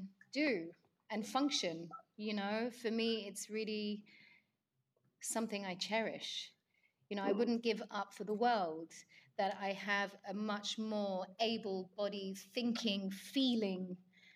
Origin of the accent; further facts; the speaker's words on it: London, United Kingdom; growing up in London